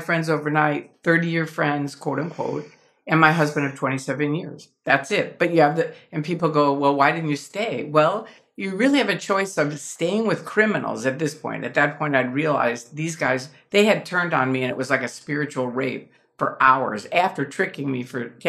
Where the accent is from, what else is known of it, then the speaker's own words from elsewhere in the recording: Chicago, Illinois, United States; I grew up in Chicago around the mafia